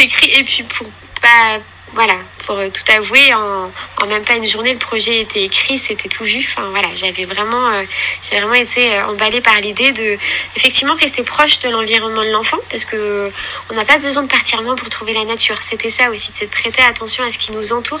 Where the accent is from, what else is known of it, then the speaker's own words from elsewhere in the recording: Caen, Normandy, France; j'habite en Normandie, voilà, je suis native voilà, de, de Caen.